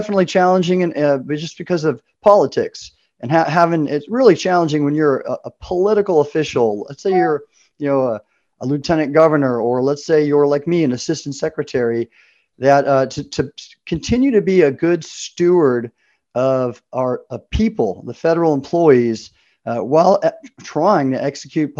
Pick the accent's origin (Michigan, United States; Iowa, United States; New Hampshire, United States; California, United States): California, United States; Southern; moved away as an adult; also born or lived in Mississippi; I grew up in Southern California in a Navy family